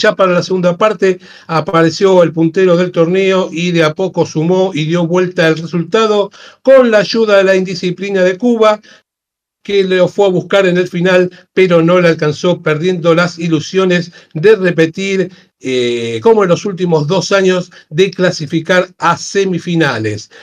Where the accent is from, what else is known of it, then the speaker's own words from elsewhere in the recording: Buenos Aires, Argentina; somos de acá de Buenos Aires